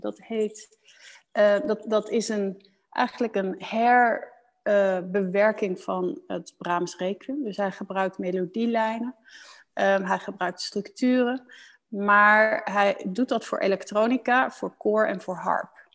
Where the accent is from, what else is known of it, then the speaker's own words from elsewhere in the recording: Netherlands; moved away as an adult; also born or lived in Osnabrück, Germany / Heidelberg, Germany; now in Germany; Ik ben als Nederlander opgegroeid in dat Nederlandse reissysteem